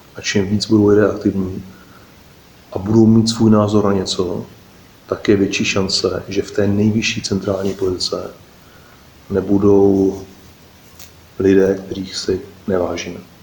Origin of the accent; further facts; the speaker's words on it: Czechia; jsme Češi